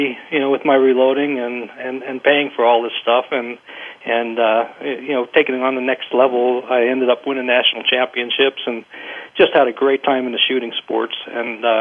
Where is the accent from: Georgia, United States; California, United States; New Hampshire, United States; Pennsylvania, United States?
Pennsylvania, United States; eastern; I grew up in Pennsylvania, eastern Pennsylvania